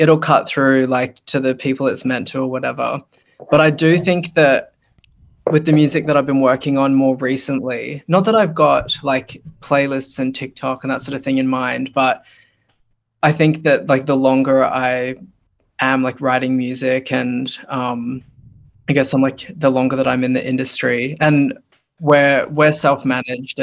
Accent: Brisbane, Queensland, Australia; also born or lived in New Zealand; my family moved here when I was like 6 weeks old. I was born in New Zealand and then we moved to Brisbane, and I've been living here ever since

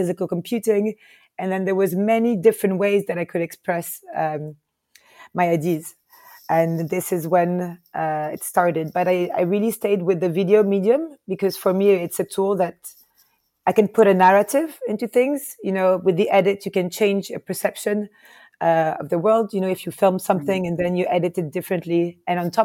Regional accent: Paris, Île-de-France, France; moved away as an adult; also born or lived in Lebanon / Palestine / United States; now in Lisbon, Portugal; I grew up in Paris.

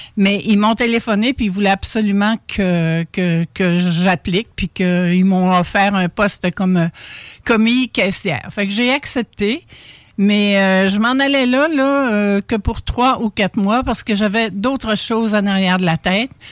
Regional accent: Charlevoix, Quebec, Canada; moved away; je viens de Charlevoix

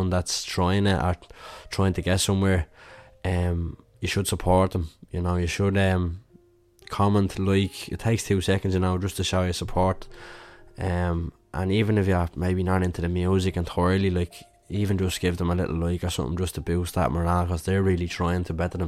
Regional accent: Ireland; being Irish

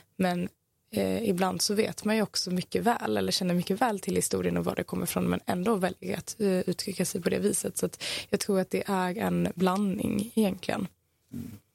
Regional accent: Malmö, Skåne, Sweden; jag är ifrån Malmö, växt här

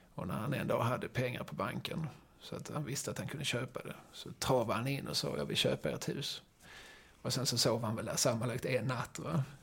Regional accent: Malmö, Skåne, Sweden; vi är ju Malmöbor

